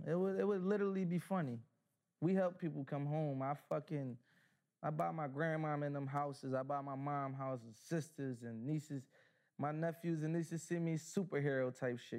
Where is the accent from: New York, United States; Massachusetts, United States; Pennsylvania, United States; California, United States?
Pennsylvania, United States; Philadelphia; I'm from North Philly.